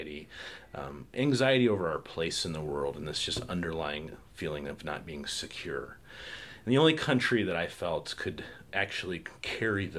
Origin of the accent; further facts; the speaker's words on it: Indiana, United States; I grew up in Indiana